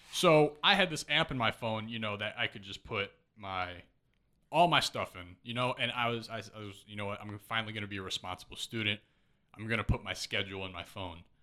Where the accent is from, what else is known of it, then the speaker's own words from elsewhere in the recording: Missouri, then Chicago suburbs, Illinois, United States; also born or lived in Kansas City, Missouri; born in Kansas City